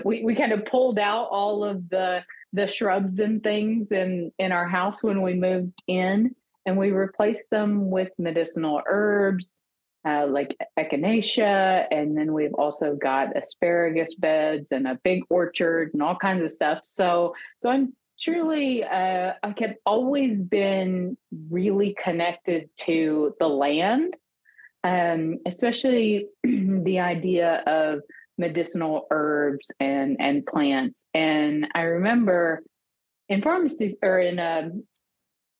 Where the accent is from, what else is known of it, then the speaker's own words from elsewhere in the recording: Arkansas, United States; So I grew up in small town Arkansas. I actually returned to my hometown after pharmacy school.